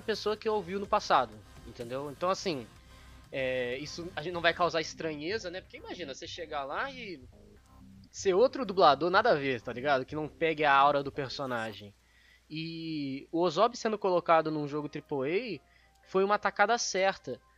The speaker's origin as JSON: {"language": "Portuguese", "country": "Brazil", "said": "eu sou brasileiro"}